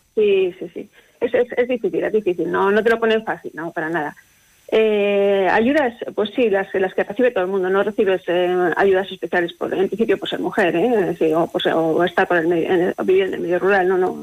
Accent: Castile and León, Spain; moved away as an adult; now in Aguilar de Campoo, Spain; Yo soy de un, pueblo pequeñito de la provincia de Burgos

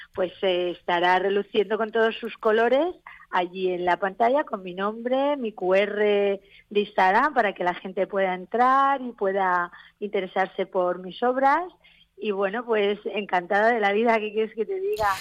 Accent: Elche, Valencian Community, Spain; mi tierra

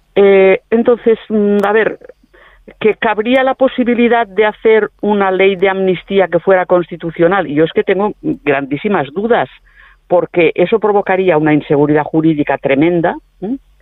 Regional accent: Catalonia, Spain; los catalanes

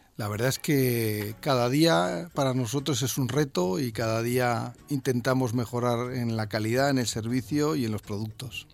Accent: El Puerto de Santa María, Andalusia, Spain; soy, vengo del puerto

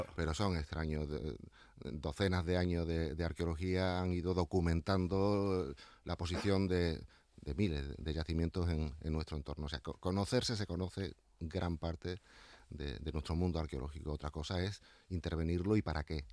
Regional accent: Llerena, Extremadura, Spain; now in Seville, Spain; Yo ya con 14 años estaba excavando en, en mi pueblo, en Llerena, en Badajoz.

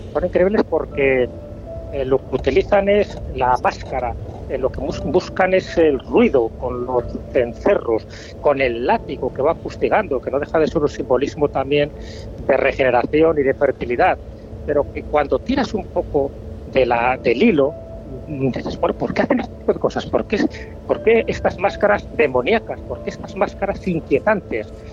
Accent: León, Castile and León, Spain; como soy de León

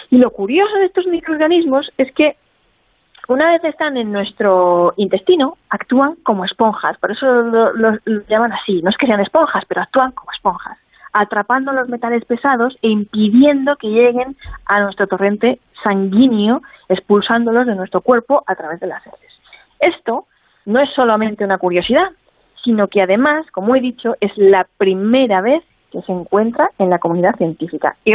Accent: Spain; como le decimos en mi tierra

